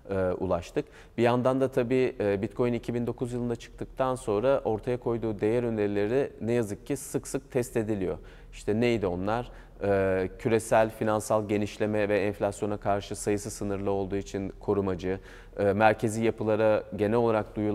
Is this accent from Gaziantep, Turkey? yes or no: yes; Gaziantep, Turkey; Ben şey Gaziantepliyim.